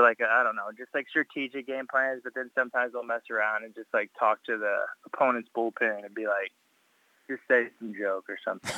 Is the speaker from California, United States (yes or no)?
no; Cypress, Texas, United States; I'm from Cy Fair